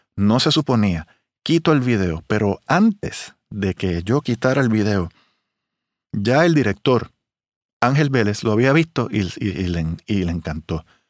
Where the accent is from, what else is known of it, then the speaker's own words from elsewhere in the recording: Puerto Rico; also born or lived in Miami / Las Vegas; soy un trompetista de Puerto Rico